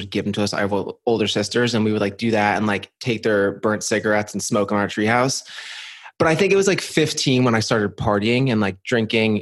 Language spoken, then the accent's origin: English; New Jersey, United States; I'm from New Jersey.